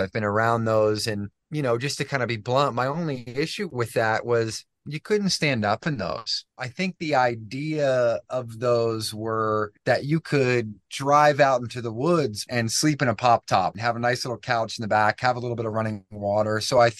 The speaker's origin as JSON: {"language": "English", "region": "East Coast", "country": "United States", "tie": "born or raised there", "said": "I had a big friend group growing up on the East Coast."}